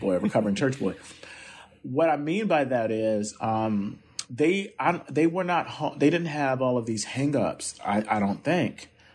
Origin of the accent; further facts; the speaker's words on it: Camden, New Jersey, United States; nerdy little boy growing up in Camden who read the newspaper